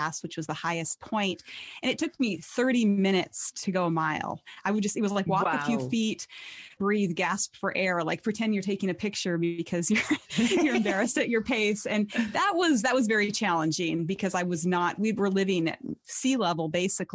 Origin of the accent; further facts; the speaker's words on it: Montana, United States; my home state is Montana.